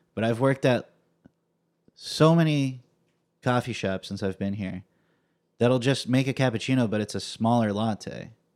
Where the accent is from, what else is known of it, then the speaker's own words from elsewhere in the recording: Fresno, California, United States; I grew up in Fresno